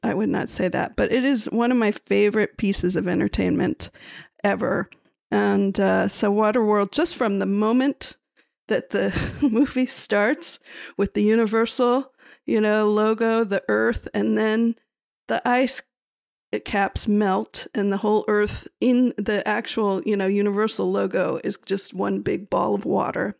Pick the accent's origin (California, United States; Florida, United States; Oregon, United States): Florida, United States; Miami; we're from Miami, Florida